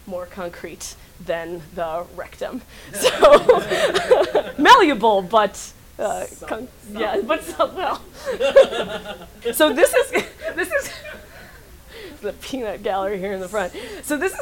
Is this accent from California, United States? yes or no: yes; Northern California, United States; now in Brooklyn, United States; I live in Brooklyn, but I'm originally from Northern California